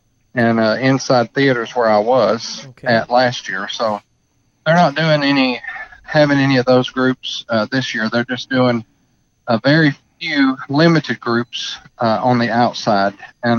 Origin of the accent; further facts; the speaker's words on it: Clanton, Alabama, United States; moved away as an adult; also born or lived in Carthage, Tennessee; now in Sevierville, United States; then I moved from Carthage, Tennessee, and went home. I went home to my hometown, Clanton, Alabama, where I was born at, my little two red light town.